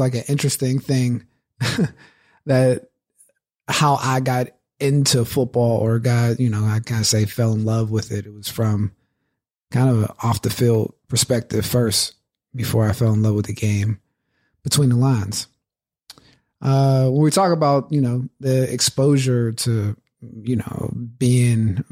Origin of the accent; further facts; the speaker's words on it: Pittsburgh, Pennsylvania, United States; growing up in Pittsburgh